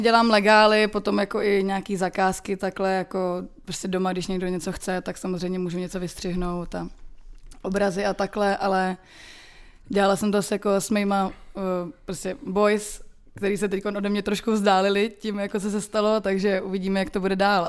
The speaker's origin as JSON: {"language": "Czech", "country": "Czechia", "said": "u nás v Čechách"}